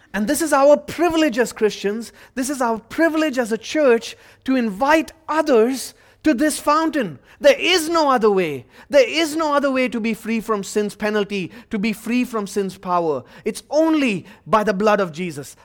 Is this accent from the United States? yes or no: no; India; moved away; my home country of India